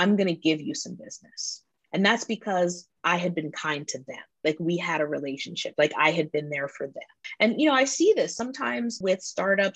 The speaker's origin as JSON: {"language": "English", "town": "Washington", "region": "District of Columbia", "country": "United States", "said": "I'm from Washington, D.C."}